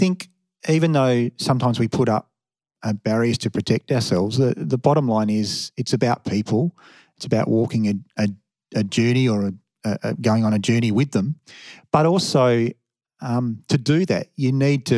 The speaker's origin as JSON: {"language": "English", "town": "Perth", "region": "Western Australia", "country": "Australia", "moved": "yes", "said": "I was from Perth"}